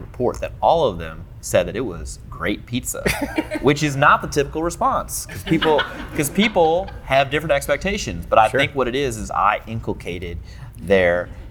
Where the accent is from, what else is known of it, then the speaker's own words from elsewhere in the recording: St. Louis, Missouri, United States; I'm 636 because I'm from the county. All right, so look. I was born and raised in St. Louis. I was here for 25 years of my life. I love this place.